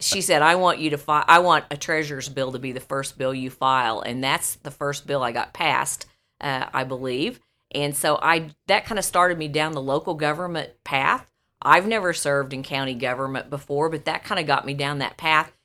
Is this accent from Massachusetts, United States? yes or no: no; Buffalo, Missouri, United States; there in Buffalo, my hometown.